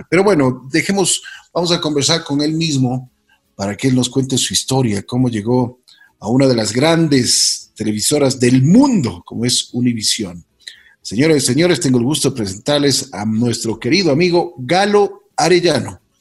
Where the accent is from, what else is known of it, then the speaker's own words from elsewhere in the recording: Quito, Pichincha, Ecuador; moved away as an adult; also born or lived in New York; now in Miami, United States; yo nací en Quito y la verdad es de que soy quiteño.